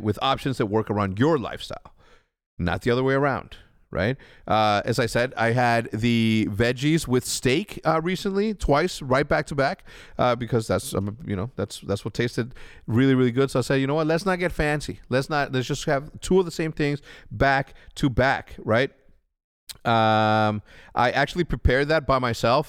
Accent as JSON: {"language": "English", "town": "Chicago", "region": "Illinois", "country": "United States", "also_born_or_lived": "Wheeling, Illinois", "said": "I'm from Chicago, but for some reason, I love eating the cheap shit that we used to eat as a kid"}